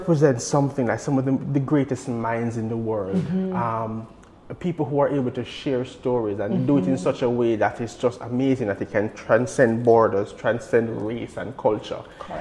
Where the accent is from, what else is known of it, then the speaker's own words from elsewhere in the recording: Jamaica; as a Jamaican